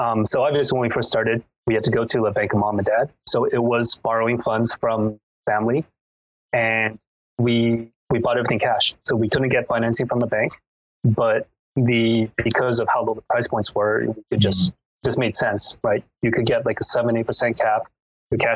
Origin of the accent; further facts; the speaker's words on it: Vancouver, British Columbia, Canada; I'm from Vancouver